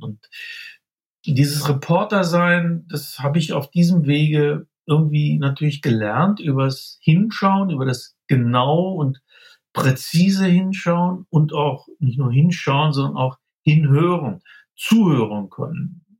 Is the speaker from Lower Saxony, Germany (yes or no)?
yes; Braunschweig, Lower Saxony, Germany; moved away as an adult; also born or lived in Göttingen; now in Munich, Germany; ich stamme aus Niedersachsen, aus Braunschweig